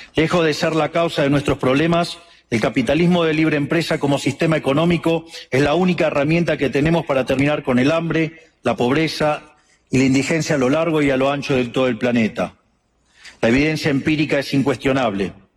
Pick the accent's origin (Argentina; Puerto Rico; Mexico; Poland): Argentina